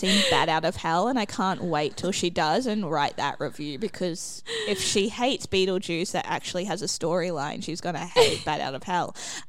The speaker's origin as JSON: {"language": "English", "country": "Australia", "said": "as an Australian"}